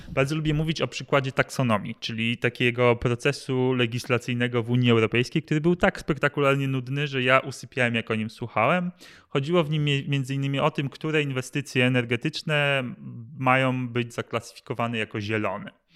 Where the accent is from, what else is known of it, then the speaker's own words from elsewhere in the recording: Masovian Voivodeship, Poland; wychowałem się na Mazowszu